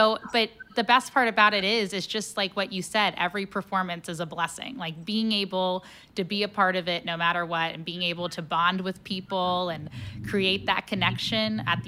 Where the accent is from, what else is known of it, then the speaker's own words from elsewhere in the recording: Cincinnati, Ohio, United States; now in St. Louis, United States; I'm originally from Cincinnati